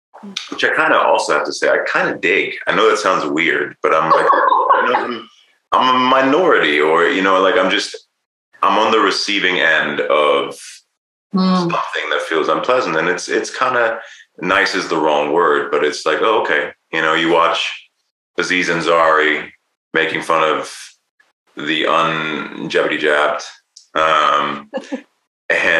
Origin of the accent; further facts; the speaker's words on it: Germany; also born or lived in United Kingdom / Los Angeles, United States; now in Bend, United States; I was born in Germany